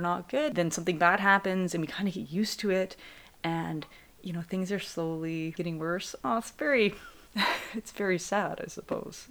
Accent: Canada; we are also Canadian

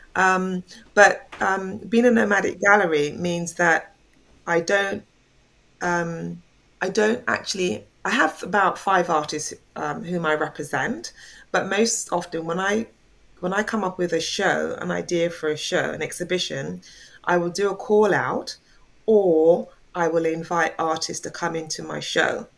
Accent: England, United Kingdom; also born or lived in Jamaica; now in London, United Kingdom; I am originally from Jamaica, but I came to England when I was quite a small child. So I've mm. lived here

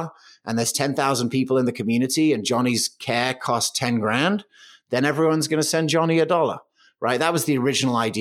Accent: England, United Kingdom; moved away as an adult; also born or lived in New York; now in United States; I grew up in England

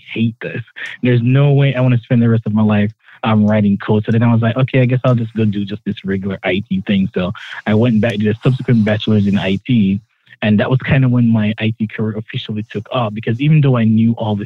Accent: Jamaica; moved away; growing up in Jamaica, you know, and being, you know, from a very poor family

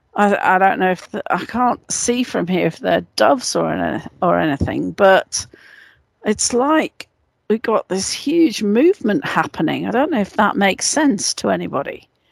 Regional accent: England, United Kingdom; moved away; I was brought up in in England.

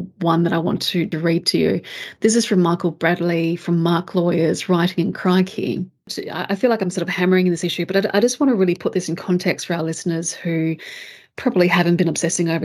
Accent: Australia

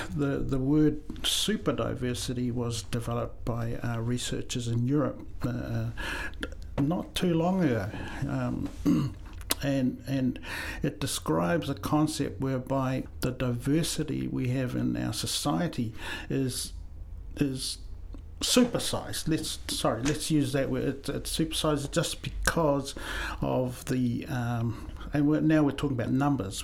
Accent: New Zealand; also born or lived in Samoa / Christchurch, New Zealand; I was born in Samoa, uh, came to New Zealand when I was seven, so all my formal education is here in New Zealand

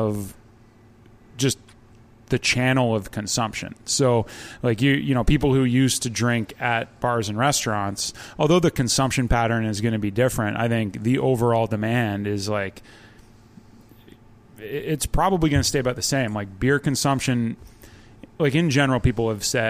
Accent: Ontario, Canada; moved away; I'm from Ontario, so I say 2-4

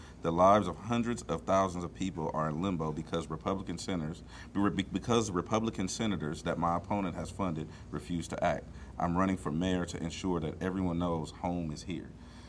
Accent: Carson, California, United States; we're both LA natives. We're both from Carson, black and brown. It's been our whole life.

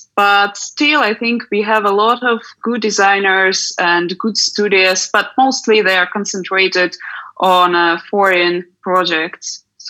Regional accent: Yekaterinburg, Sverdlovsk Oblast, Russia; now in Prague, Czechia; I'm originally from Russia, but I'm living in Prague right now.

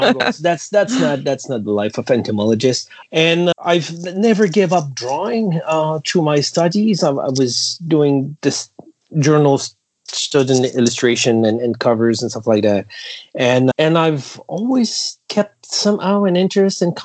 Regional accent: Canada; as a Canadian to work for companies

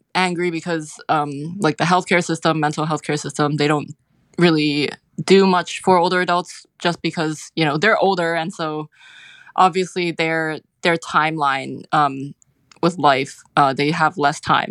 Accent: Hong Kong; moved away as an adult; also born or lived in United Kingdom; now in United States; I grew up in Hong Kong

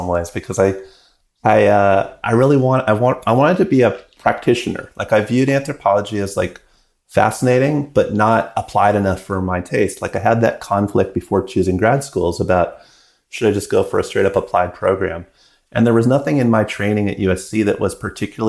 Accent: British Columbia, Canada; I was growing up in British Columbia

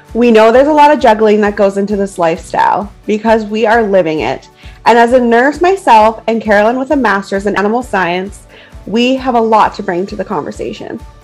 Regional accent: Canadian prairies, Canada; We are two Canadian prairie ladies raising babies, riding horses, and living the country life.

